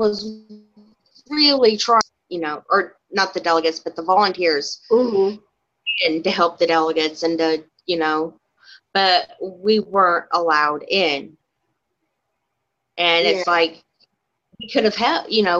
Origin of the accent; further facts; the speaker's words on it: Indiana, United States; I'm from Indiana.